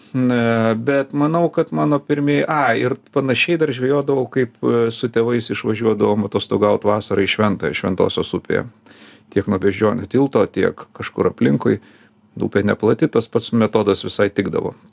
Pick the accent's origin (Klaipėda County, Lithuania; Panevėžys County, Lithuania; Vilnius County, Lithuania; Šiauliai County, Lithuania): Vilnius County, Lithuania; Vilnius; also born or lived in Kaunas; O paskui jau mane su tėvais išleido į Vilnių ir nuo tada aš jau Vilniuje kitur važiuodavau tik laikinai aplankyti.